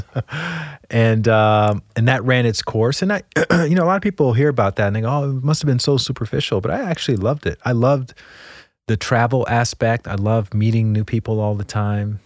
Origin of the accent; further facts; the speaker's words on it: Montgomery, Alabama, United States; moved away as an adult; also born or lived in Washington, D.C.; I grew up in Montgomery, Alabama